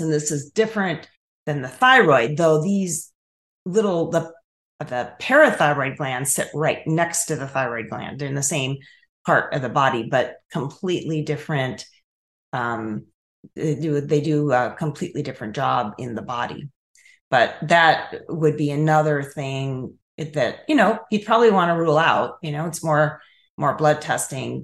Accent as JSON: {"language": "English", "area": "Chicago area", "region": "Illinois", "country": "United States", "tie": "born or raised there", "also_born_or_lived": "Colorado", "moved": "yes", "lives_now": "Tennessee, United States", "said": "I grew up in Illinois, in the Chicago area"}